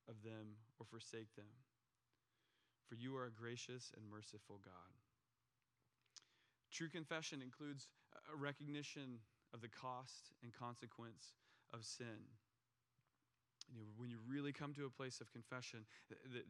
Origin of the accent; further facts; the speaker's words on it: United States; as an American